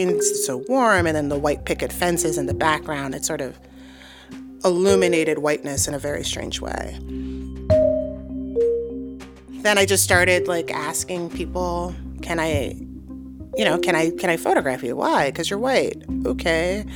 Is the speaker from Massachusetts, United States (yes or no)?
no; New York City, New York, United States; also born or lived in St. Louis, Missouri / New Mexico; I grew up in Harlem, New York